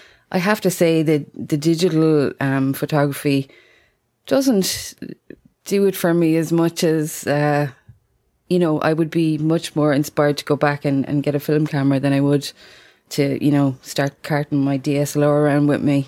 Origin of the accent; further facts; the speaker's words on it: Munster, Ireland; I'm from Tipperary in Ireland.